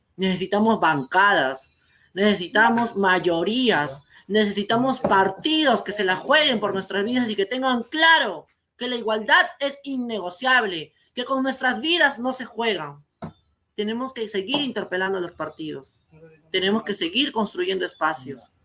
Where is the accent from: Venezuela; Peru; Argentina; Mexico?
Peru; en mi país de Perú